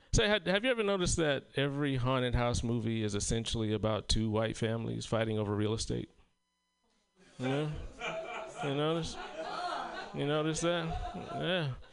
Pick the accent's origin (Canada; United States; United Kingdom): United States; South Carolina; moved away; my hometown of South Carolina